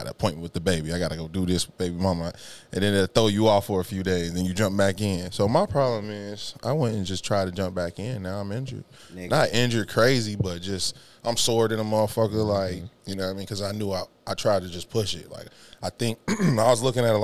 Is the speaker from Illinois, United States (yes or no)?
no; Cincinnati, Ohio, United States; from Ohio, Cincinnati from the 513.